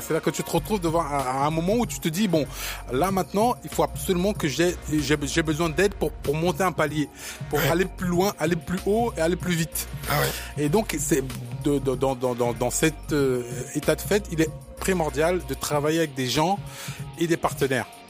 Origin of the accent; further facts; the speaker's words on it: Cameroon; moved away; comme les Camerounais, on est très très fiers de, de, de, notre, Cameroun